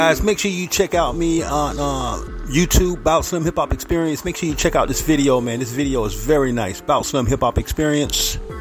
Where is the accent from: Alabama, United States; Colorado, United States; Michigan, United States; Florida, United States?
Florida, United States; St. Petersburg; the Big 727, my hometown, St. Petersburg, Florida